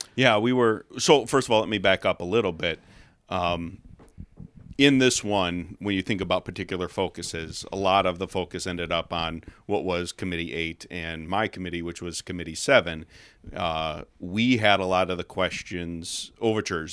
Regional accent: Chicago, Illinois, United States; moved away as an adult; now in Escalon, United States; born and raised in the Chicago suburbs

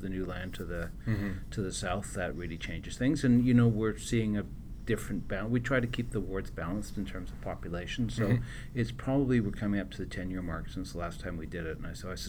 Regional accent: Winnipeg, Manitoba, Canada; But went to Winnipeg. So yeah. I feel like I grew up in Winnipeg

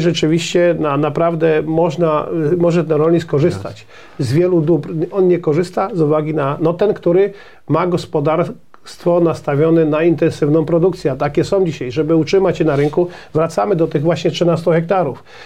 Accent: Poland; My, Polacy, a szczególnie rolnicy

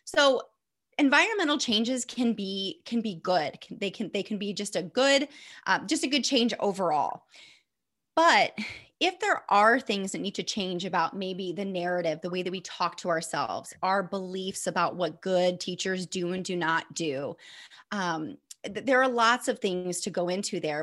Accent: Northeast Indiana, United States; I'm from Indiana, Northeast Indiana. Um, I'm in Fort Wayne

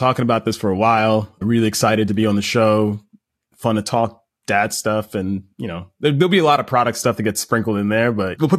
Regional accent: Baldwin, New York, United States; grew up in right outside of New York City in Long Island, New York, a town called Baldwin. Grew up with both my parents and I got one sibling, younger sister, 6 years younger than me. And, you know, we grew up in a lower middle class background

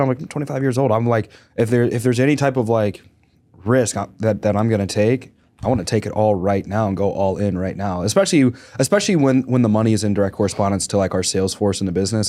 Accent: Arkansas, United States; moved away; also born or lived in Pennsylvania; I grew up in the South, Arkansas

